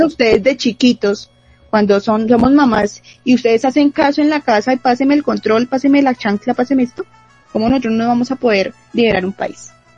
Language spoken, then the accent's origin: Spanish; Bogotá, Colombia; a nosotros como bogotanos